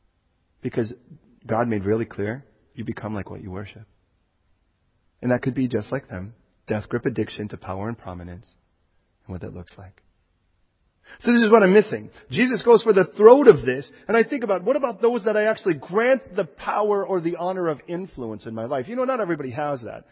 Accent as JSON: {"language": "English", "town": "Chicago", "region": "Illinois", "country": "United States", "tie": "born or raised there", "moved": "yes", "lives_now": "California, United States", "said": "I was born in Chicago. And when I was born in Chicago, do you know what they called me? A Chicagoan. I talk like this"}